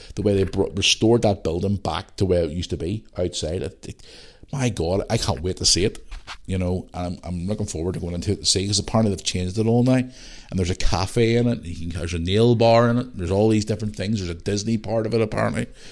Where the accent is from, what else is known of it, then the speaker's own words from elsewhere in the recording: Belfast, Northern Ireland, United Kingdom; also born or lived in Bangor; When I grew up in Belfast